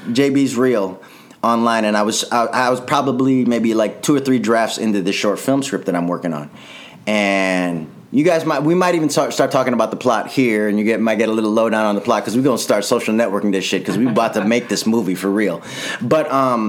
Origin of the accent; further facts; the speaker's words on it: Chicago, Illinois, United States; now in Los Angeles, United States; I'm from Chicago.